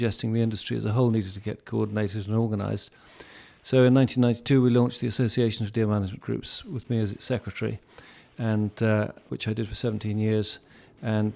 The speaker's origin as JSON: {"language": "English", "region": "Northern Ireland", "country": "United Kingdom", "tie": "born or raised there", "also_born_or_lived": "east of Scotland", "moved": "as an adult", "lives_now": "Scotland, United Kingdom", "said": "born in Northern Ireland, born and brought up in Northern Ireland, went to Queen's University Belfast"}